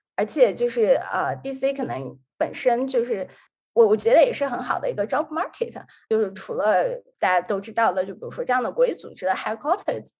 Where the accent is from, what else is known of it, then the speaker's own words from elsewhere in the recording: Xi'an, Shaanxi, China; now in Washington, D.C., United States; 本身是来自西安，就是一个北方城市，它的特点就是说是非常四季分明